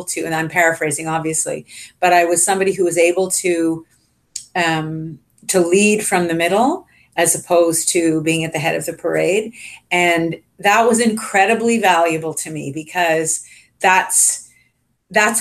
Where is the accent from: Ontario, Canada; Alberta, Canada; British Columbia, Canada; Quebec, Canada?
Ontario, Canada; Richmond Hill; I grew up in Richmond Hill, Ontario